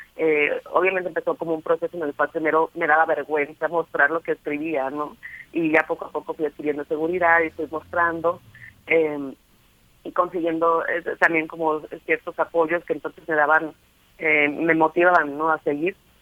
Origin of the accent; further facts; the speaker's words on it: Sonora, Mexico; soy sonorense